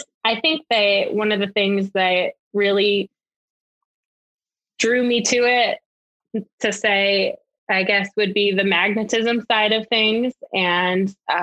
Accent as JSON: {"language": "English", "region": "Connecticut", "country": "United States", "said": "I am not imported. I'm originally from Connecticut, but I have heard that I don't have that accent because I'm smack right next to Boston and New York."}